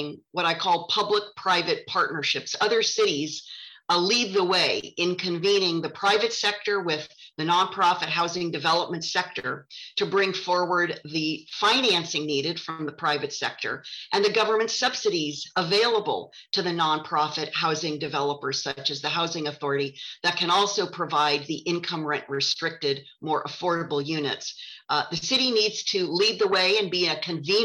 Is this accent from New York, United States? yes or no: no; Santa Barbara, California, United States; also born or lived in San Francisco; Santa Barbara is my hometown. My family moved here in the late 1960s.